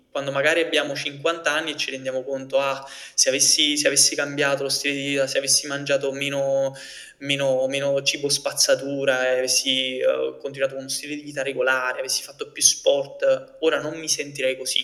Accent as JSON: {"language": "Italian", "town": "Naples", "region": "Campania", "country": "Italy", "said": "io vengo da Napoli"}